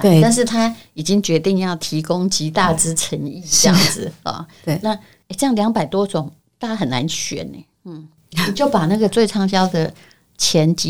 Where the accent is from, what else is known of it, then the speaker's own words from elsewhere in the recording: Yilan County, Taiwan; 虽然我是宜兰人